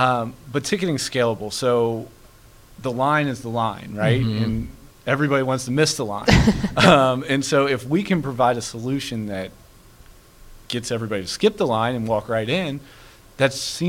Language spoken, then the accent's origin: English; Ohio, United States; moved away as an adult; now in Prosper, United States; I'm from Ohio.